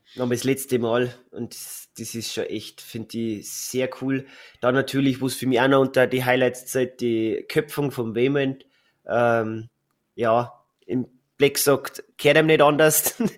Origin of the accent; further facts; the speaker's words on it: Bavaria, Germany; bei uns in Bayern